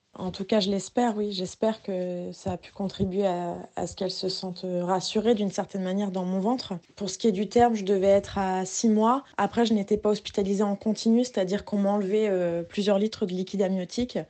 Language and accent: French; Rouen, Normandy, France; on vient de Rouen